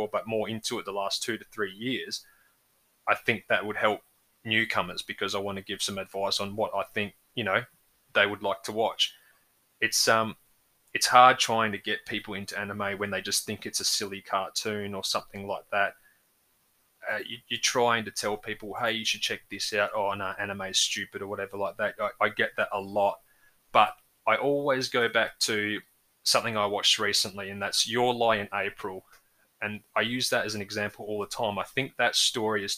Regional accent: Australia; for us growing up in Australia

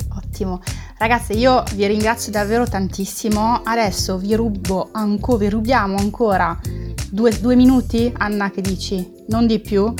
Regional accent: France; Italian is a second language; moved away; io sono francese

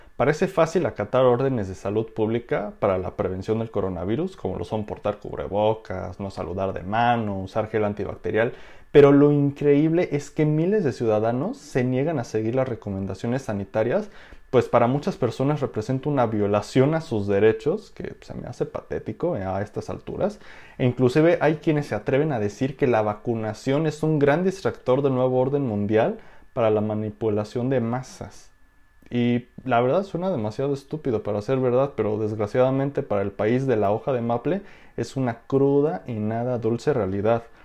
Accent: Mexico; como ciudadano mexicano

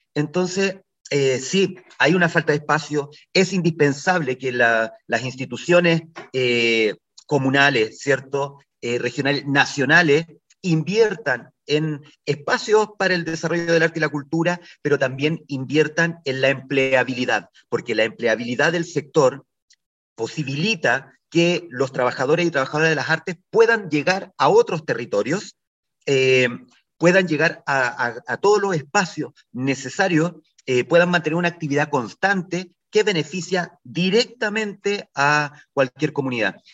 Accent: Ovalle, Coquimbo, Chile; soy de Ovalle

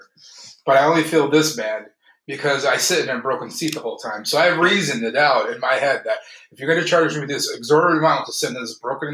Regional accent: Alpena, Michigan, United States; born or raised there

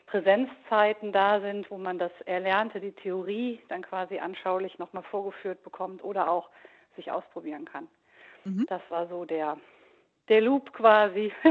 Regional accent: North Rhine-Westphalia, Germany; now in Frankfurt, Germany; Ich wohne zwar jetzt im Raum Frankfurt, ich mhm. komme aber gebürtig aus Nordrhein-Westfalen, mhm. aus dem oberbergischen Land.

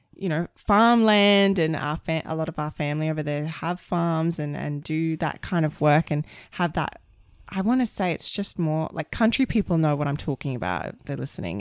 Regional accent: Brisbane, Queensland, Australia; moved away; also born or lived in London / Sydney; we're from Queensland and Brisbane

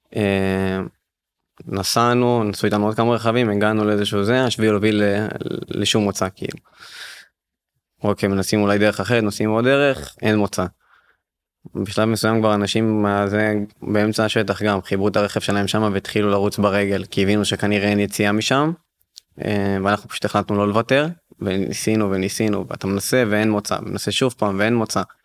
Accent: Ashdod, Southern District, Israel; אנחנו בסוף תושבי הדרום אנחנו מאשדוד

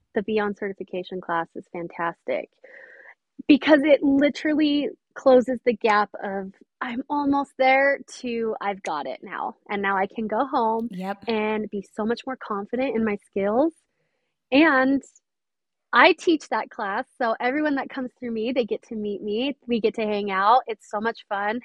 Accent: St. George, Utah, United States; I am from St. George, Utah

